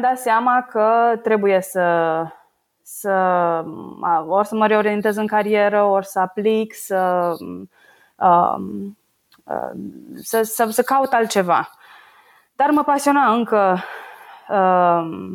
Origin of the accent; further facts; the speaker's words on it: Brașov, Brașov County, Romania; moved away as an adult; also born or lived in Bucharest / Paris, France; now in Norway; Sunt din Brașov și uh, în prezent locuiesc în Norvegia din uh, august 2017.